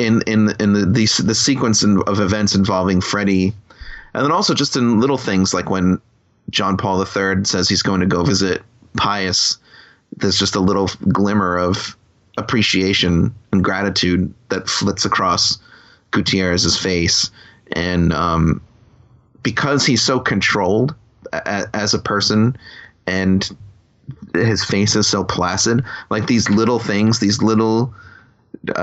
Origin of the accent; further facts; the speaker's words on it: Long Island, New York, United States; on Long Island where I grew up